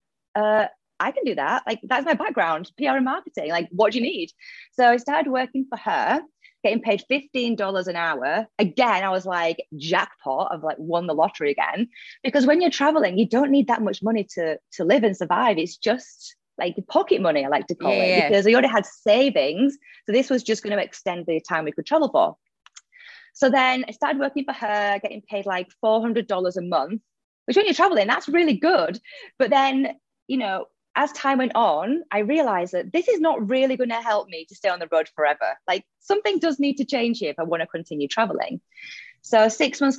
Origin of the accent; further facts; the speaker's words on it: Leeds, Yorkshire and the Humber, United Kingdom; moved away as an adult; now in Dubai, United Arab Emirates; I'm originally from Leeds in the UK. You might notice the accent